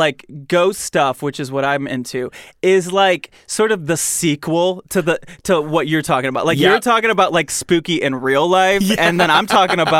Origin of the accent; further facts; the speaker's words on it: Michigan, United States; I grew up in Michigan.